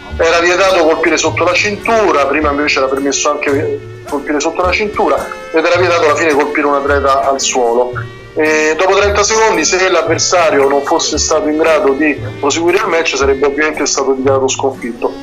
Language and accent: Italian; Rome, Lazio, Italy; che siamo romani